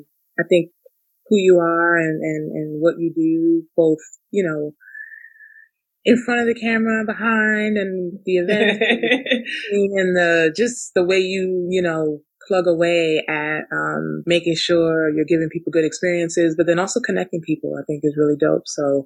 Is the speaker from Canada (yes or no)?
yes; Canada; born there; So yeah, I was born in Canada.